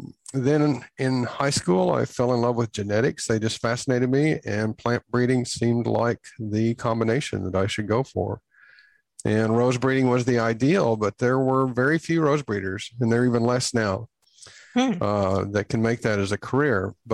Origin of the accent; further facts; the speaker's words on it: Texas Panhandle, United States; now in Los Angeles, United States; I was born in the Texas Panhandle